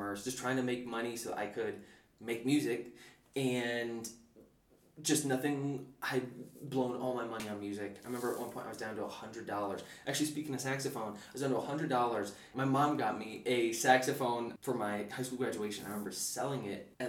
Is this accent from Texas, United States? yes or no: no; upstate New York, United States; born or raised there; first language English; moved away as an adult; also born or lived in New Zealand / West Philadelphia